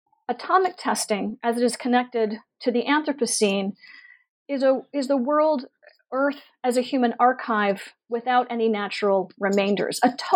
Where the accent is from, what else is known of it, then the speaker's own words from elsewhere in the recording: Pittsburgh, Pennsylvania, United States; I grew up in Pittsburgh, Pennsylvania. I presumed we were a targeted city